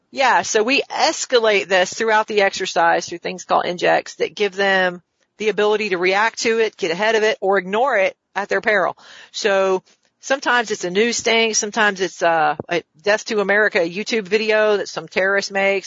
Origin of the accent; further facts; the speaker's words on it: the South, United States; also born or lived in Washington, District of Columbia, United States; now in Augusta, United States; I'm from the South.